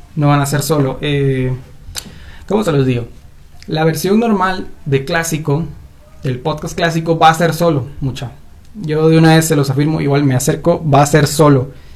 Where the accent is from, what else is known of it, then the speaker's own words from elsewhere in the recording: Guatemala; aquí en mi queridísimo país llamado Guatemala